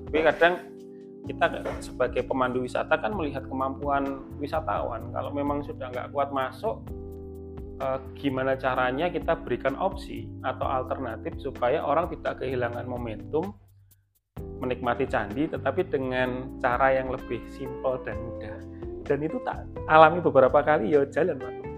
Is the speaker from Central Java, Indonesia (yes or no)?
yes; Klaten, Central Java, Indonesia; saya kan sebagai warga Klaten